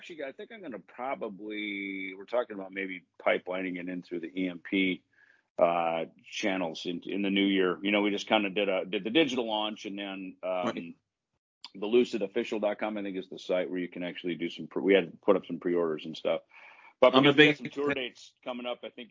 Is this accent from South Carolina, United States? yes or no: no; the Midwest, Minnesota, United States; a lot of cover bands in Minnesota, because you know that was the gig in where I grew up in the Midwest.